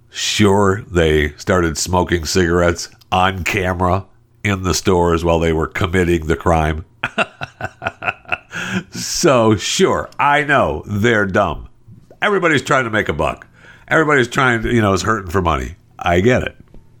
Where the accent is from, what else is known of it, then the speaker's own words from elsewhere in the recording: San Francisco, California, United States; No, I'm from San Francisco. That's what I call my home.